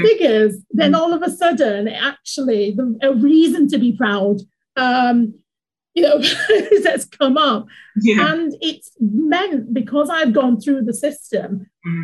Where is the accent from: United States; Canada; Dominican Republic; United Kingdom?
United Kingdom; Yorkshire and the Humber; also born or lived in Nigeria; now in London, United Kingdom; a person who was born in Nigeria. I grew up in Yorkshire. I now live in London.